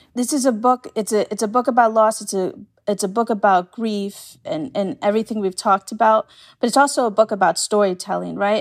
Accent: New York City, New York, United States

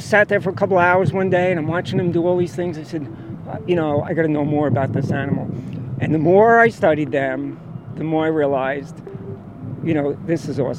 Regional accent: New York City, New York, United States; I'm from New York.

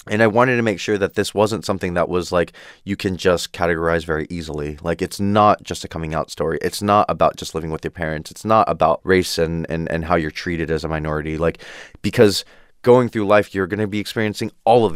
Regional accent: Downey, California, United States; I'm from Downey

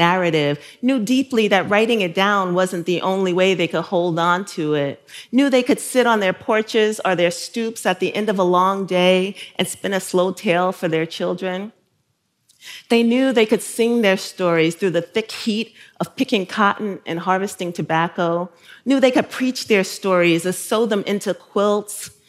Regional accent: New York City, New York, United States; also born or lived in South Carolina; I grew up in Bushwick

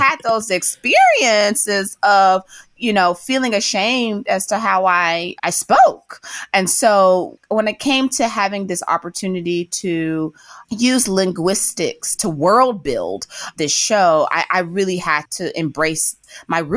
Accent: Memphis, Tennessee, United States; that's a word that I grew up saying in Memphis

